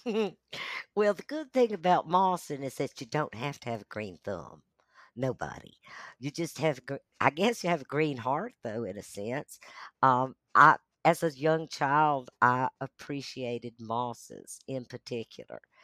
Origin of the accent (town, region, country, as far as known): Asheville, North Carolina, United States; born or raised there; also born or lived in Charlotte, North Carolina / Atlanta, Georgia / Brevard, North Carolina